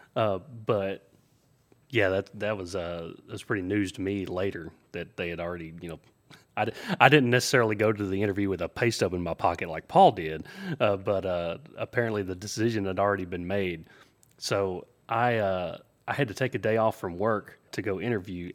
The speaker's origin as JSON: {"language": "English", "region": "the South", "country": "United States", "tie": "born or raised there", "said": "He knew I was from the South. I grew up in the country, uh, grew up on a farm"}